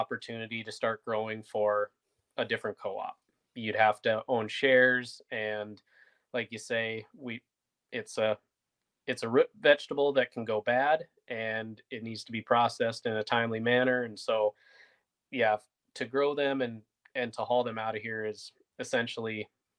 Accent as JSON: {"language": "English", "region": "North Dakota", "country": "United States", "said": "I'm personally from North Dakota"}